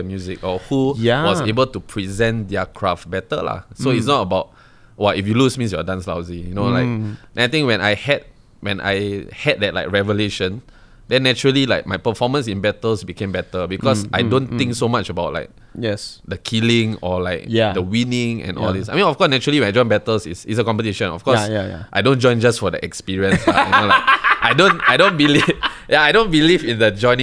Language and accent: English; Singapore; I'm from Singapore, I'm here